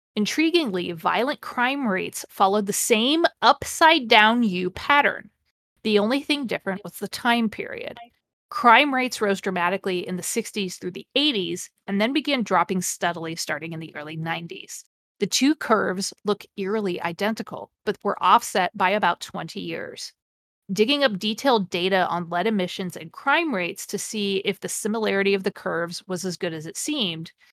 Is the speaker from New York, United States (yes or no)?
no; Mansfield, Ohio, United States; I grew up near Mansfield, Ohio